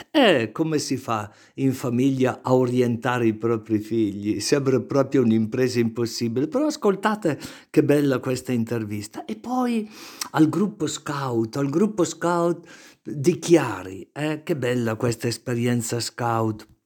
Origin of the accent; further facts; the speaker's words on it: Brescia, Lombardy, Italy; Brescia Centro, sì.